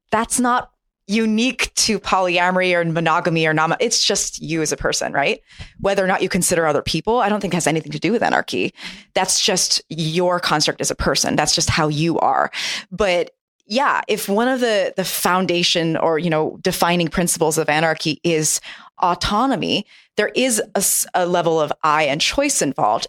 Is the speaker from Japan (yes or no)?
yes; Japan; moved away; I grew up in Japan